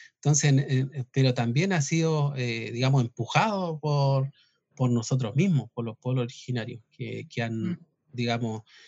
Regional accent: southern Chile, Chile; originariamente nosotros somos de acá del sur. Eh, nuestro territorio ancestral eh, abarcaba desde Santiago al sur hasta Chiloé

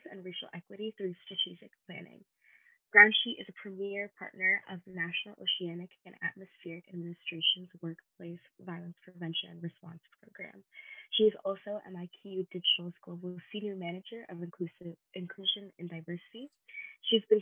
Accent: Hillsborough, New Jersey, United States; I'm from Hillsborough, New Jersey

